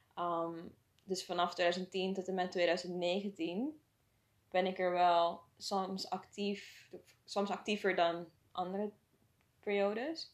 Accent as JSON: {"language": "Dutch", "country": "Suriname", "tie": "born or raised there", "moved": "as an adult", "lives_now": "Netherlands", "said": "ik ben in Suriname opgegroeid"}